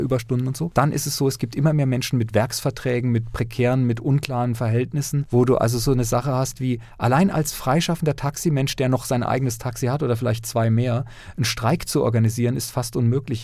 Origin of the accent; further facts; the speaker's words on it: near Lörrach, Baden-Württemberg, Germany; in dieser südbadischen Gegend, wo ich aufgewachsen bin, in der Nähe von Lörrach